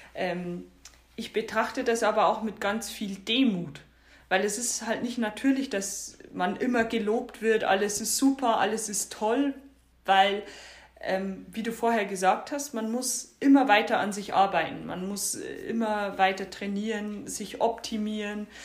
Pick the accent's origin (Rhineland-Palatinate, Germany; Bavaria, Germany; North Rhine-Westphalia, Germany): Bavaria, Germany; Bavarian Forest, Germany; moved away; also born or lived in northern Germany; dass ich im Norden zu Hause bin, aber meine Heimat auch noch im bayerischen Wald ist.